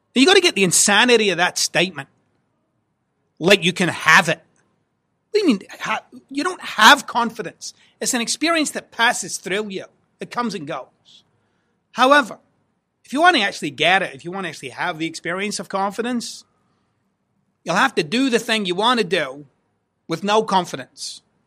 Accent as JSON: {"language": "English", "region": "Scotland", "country": "United Kingdom", "said": "I'm Scottish"}